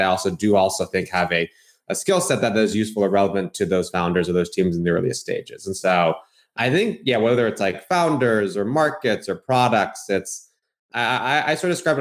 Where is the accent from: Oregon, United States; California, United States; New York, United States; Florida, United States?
California, United States; Bay Area; I grew up in the Bay Area